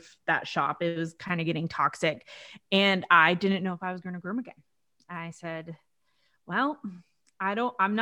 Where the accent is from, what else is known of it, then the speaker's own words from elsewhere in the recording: Orange County, California, United States; I'm born and raised in Orange County